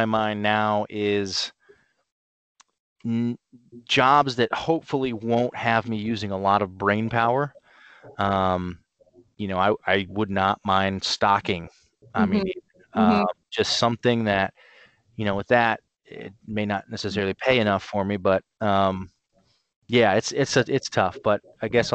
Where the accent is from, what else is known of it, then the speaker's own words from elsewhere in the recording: Canton, Ohio, United States; moved away as an adult; also born or lived in Cleveland, Ohio / Nashville, Tennessee; now in Chicago, United States; I am originally from Canton, Ohio